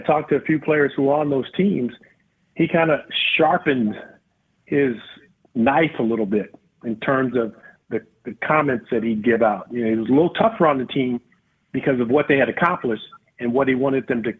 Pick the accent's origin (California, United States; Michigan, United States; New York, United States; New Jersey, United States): California, United States; Los Angeles; Even growing up in Los Angeles, you might just see the Rams, or you might see somebody from out of town.